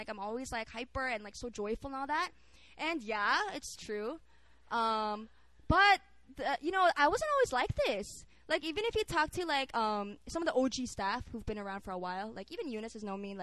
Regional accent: Philippines; now in South Korea; I grew up in the Philippines

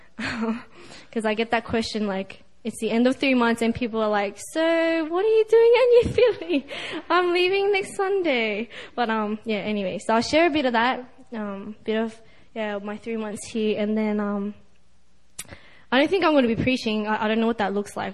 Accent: Sydney, New South Wales, Australia; I'm from Sydney, Australia.

